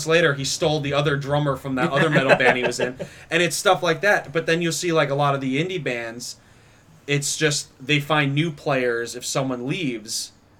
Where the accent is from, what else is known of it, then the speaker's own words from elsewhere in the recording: Long Island, New York, United States; also born or lived in Rochester; now in Buffalo, United States; Like, I came from Buffalo from Rochester, and I came from Rochester from Long Island / New York City.